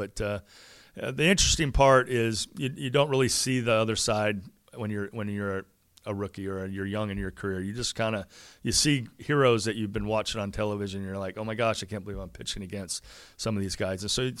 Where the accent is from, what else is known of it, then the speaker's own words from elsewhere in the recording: California, United States; I, you know, growing up in Orange County, this is an oasis down here.